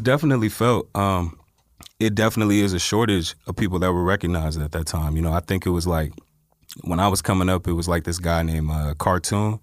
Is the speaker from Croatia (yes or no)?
no; Inland Empire, California, United States; also born or lived in Los Angeles; I was born in Los Angeles, but I was raised in the Inland Empire.